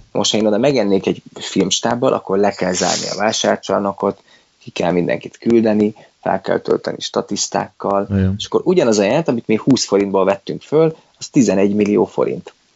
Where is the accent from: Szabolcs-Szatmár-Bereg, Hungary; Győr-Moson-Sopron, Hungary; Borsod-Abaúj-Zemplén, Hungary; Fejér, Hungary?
Borsod-Abaúj-Zemplén, Hungary; Miskolc; nem is budapesti vagyok, hanem miskolci